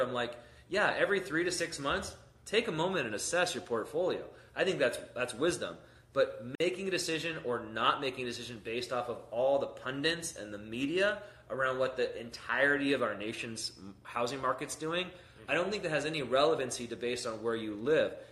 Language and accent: English; San Diego, California, United States; moved away; I'm from San Diego